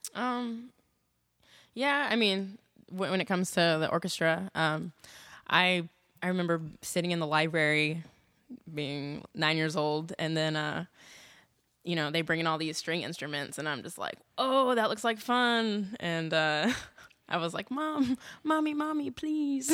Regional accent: Des Moines, Iowa, United States; moved away as an adult; now in Austin, United States; growing up in Des Moines, Iowa

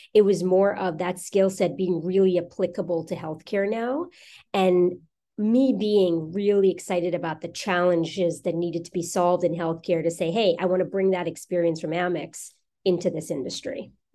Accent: New York, United States; moved away as an adult; now in Newport Beach, United States; I'm from New York

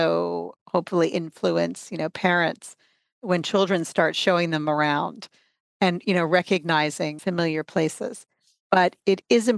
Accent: New York City, New York, United States; now in Canada; I myself am an immigrant. I'm originally from the United States, from New York City

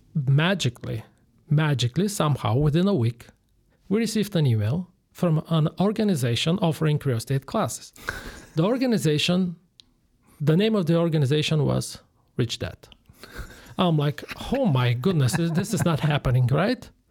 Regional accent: Bulgaria; English is a second language; moved away as an adult; also born or lived in Switzerland; now in Chicago, United States; I'm originally from Bulgaria. I was born and I grew up there

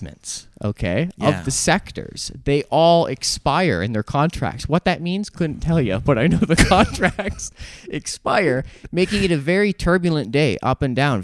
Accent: Canada; I'm a Canadian

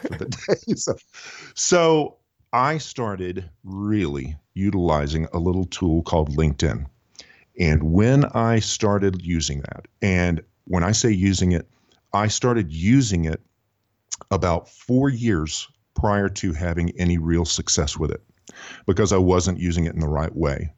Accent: Houston, Texas, United States; now in Nashville, United States; I do uh, live and uh, work in the greater Nashville community. I'm originally from Houston, Texas

